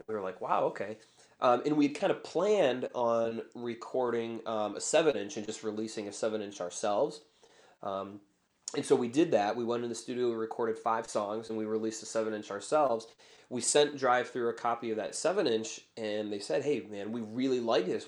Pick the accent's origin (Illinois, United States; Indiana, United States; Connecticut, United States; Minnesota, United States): Illinois, United States; Chicago; I was born in Chicago. I've, I've lived here pretty much my whole life